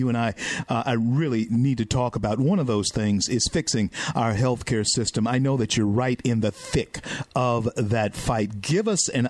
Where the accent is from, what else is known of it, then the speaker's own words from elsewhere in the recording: Louisiana, United States; my home state, the great state of Louisiana